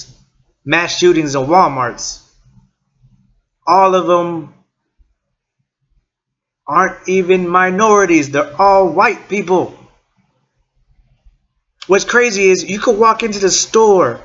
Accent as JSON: {"language": "English", "town": "East Chicago", "region": "Indiana", "country": "United States", "also_born_or_lived": "Portage, Indiana", "said": "I'm from Northwest Indiana. From East Chicago. Lived in Portage"}